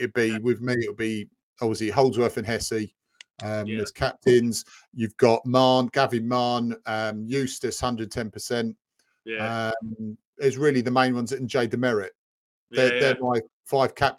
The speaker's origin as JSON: {"language": "English", "region": "England", "country": "United Kingdom", "said": "we're English"}